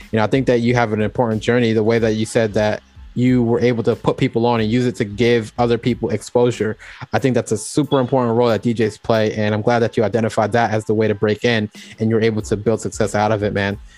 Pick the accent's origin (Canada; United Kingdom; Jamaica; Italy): Jamaica; I'm, I'm also Jamaican as well